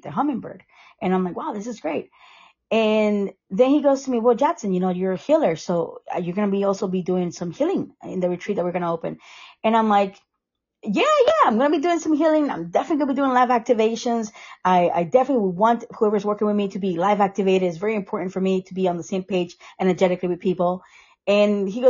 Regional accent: Costa Rica; moved away; also born or lived in Sarasota; I am from Costa Rica.

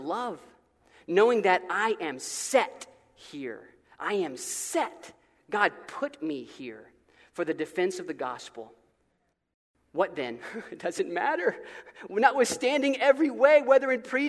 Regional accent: Florida, United States; I'm from Florida

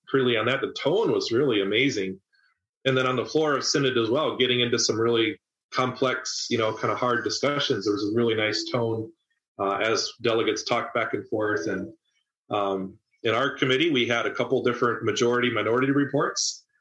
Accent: Tokyo, Japan; now in United States; I grew up in Tokyo. It's over 30 million people metro. It's bigger than the population of Canada.

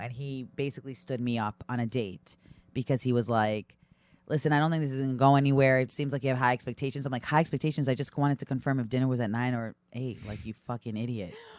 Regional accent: Brooklyn, New York, United States; also born or lived in Long Island, New York / Massachusetts; I grew up in Brooklyn

